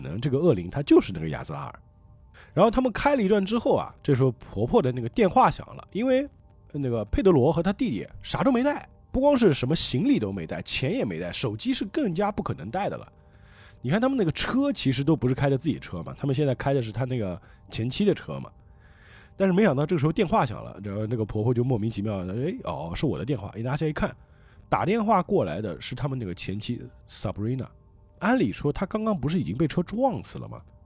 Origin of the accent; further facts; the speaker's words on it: Changzhou, Jiangsu, China; 我们常州这边